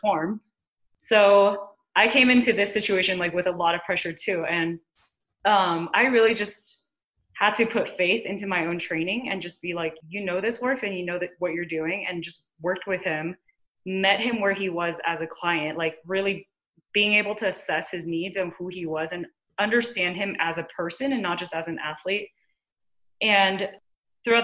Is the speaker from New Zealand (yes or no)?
no; Taiwan; Growing up in Taiwan, obviously like mindfulness is kind of something I grew up with in my family